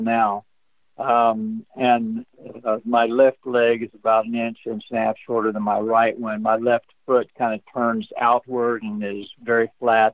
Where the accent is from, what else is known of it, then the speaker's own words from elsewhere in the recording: Oklahoma, United States; also born or lived in Berkeley, California; we came back to Oklahoma when I was less than a year old. So I was raised on a farm